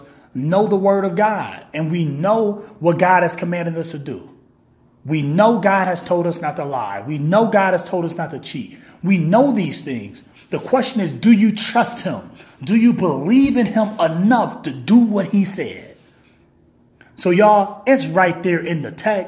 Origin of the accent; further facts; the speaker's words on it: Kalamazoo, Michigan, United States; I'm from Kalamazoo, Michigan. I live in Kalamazoo, Michigan.